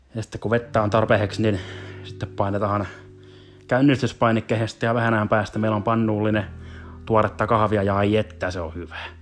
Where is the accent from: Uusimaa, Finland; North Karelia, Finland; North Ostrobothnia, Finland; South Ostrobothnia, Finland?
South Ostrobothnia, Finland; accent: South Ostrobothnian; moved away as an adult; now in Helsinki, Finland; suurin osa olisi eteläpohjalaisittain praatattua sen tähden, kun sieltä kuitenkin kuitenkin kotoosin, kotoosin on